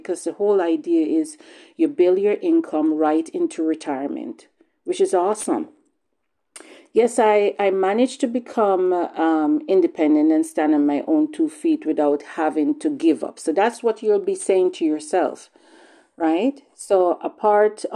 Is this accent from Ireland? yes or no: no; Jamaica; now in Bowmanville, Canada; I was born in Jamaica. And back home